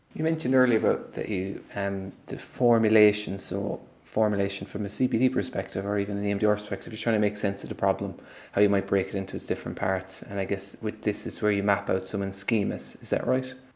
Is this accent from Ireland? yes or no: yes; Ireland; us as an Irish people